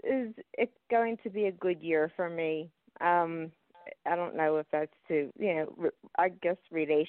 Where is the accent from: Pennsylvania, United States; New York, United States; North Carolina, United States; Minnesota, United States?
Pennsylvania, United States; Philadelphia; I'm from Pennsylvania, Philadelphia, Pennsylvania, and I was born at 7:02 a.m.